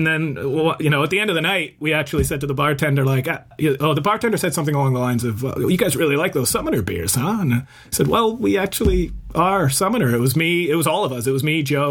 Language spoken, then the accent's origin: English; Northampton, East Midlands, United Kingdom; moved away; I was born in Northampton, England. And so we were living over in England at the time.